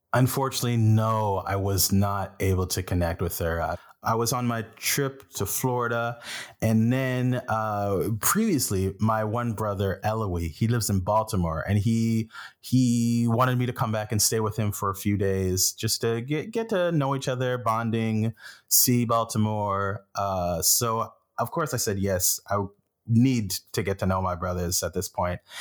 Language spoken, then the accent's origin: English; Flesherton, Ontario, Canada; also born or lived in Haiti; now in Toronto, Canada; growing up in Flesherton and moving to Toronto